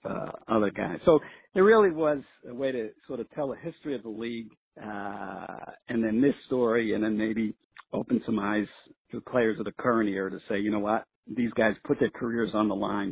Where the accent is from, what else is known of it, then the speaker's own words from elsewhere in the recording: New York City, New York, United States; where I grew up in New York City